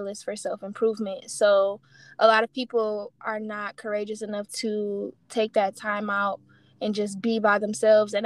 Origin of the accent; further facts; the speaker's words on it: Detroit, Michigan, United States; moved away; I'm from Detroit